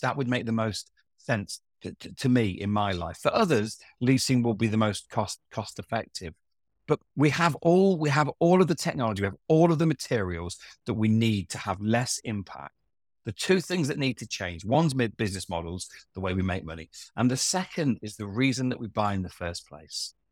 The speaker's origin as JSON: {"language": "English", "town": "Hinckley", "region": "East Midlands", "country": "United Kingdom", "tie": "born or raised there", "said": "I grew up in Hinckley"}